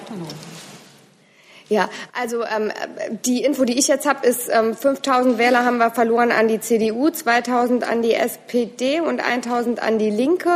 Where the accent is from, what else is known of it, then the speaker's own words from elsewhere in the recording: Saarland, Germany; bei uns im Saarland